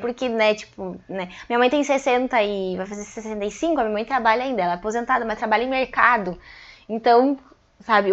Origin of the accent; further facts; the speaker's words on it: Passo Fundo, Rio Grande do Sul, Brazil; also born or lived in Cachoeirinha; eu sou natural de Cachoeirinha. Com três anos fui para Passo Fundo e aí fiquei lá.